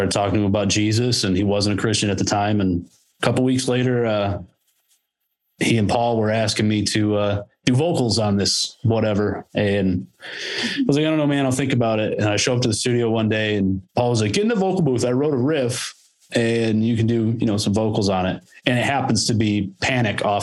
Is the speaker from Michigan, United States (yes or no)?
yes; Michigan, United States; We're from Michigan